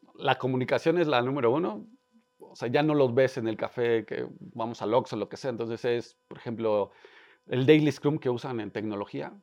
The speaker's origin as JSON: {"language": "Spanish", "region": "Querétaro", "country": "Mexico", "tie": "born or raised there", "said": "soy un emprendedor, nací en Querétaro"}